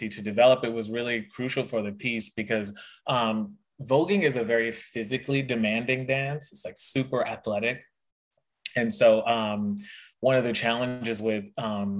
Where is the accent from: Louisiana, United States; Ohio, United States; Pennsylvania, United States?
Louisiana, United States; moved away; I'm originally from Louisiana